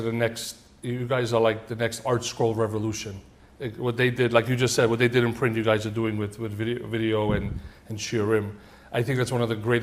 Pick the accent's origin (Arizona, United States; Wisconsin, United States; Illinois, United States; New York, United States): New York, United States; New York City; born or raised there; also born or lived in Tashkent, Uzbekistan